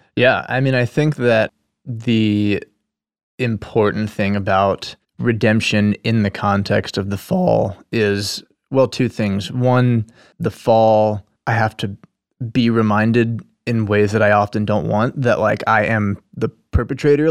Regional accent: Nashville, Tennessee, United States; moved away as an adult; I was born here in Nashville, and that, uh, and I guess being a native

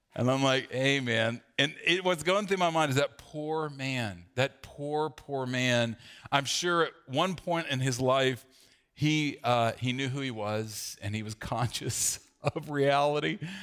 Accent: the South, United States; growing up in the South

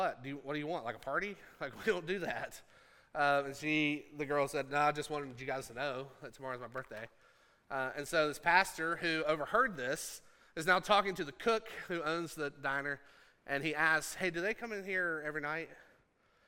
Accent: Appalachia, United States; I'm from Appalachia.

